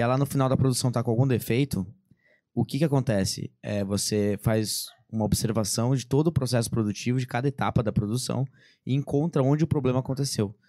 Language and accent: Portuguese; Bragança Paulista, São Paulo, Brazil; eu sou de Bragança Paulista, interior de são Paulo